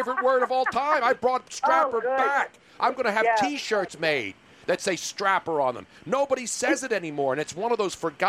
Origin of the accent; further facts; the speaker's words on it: Philadelphia, Pennsylvania, United States; Well, I had the double whammy. I'm Italian and from South Philly.